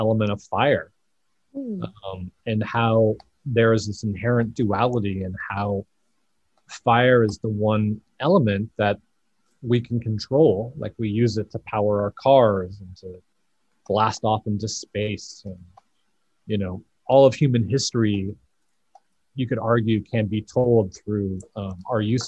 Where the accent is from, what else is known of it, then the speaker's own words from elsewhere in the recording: Colorado, United States; as a kid, I grew up in Colorado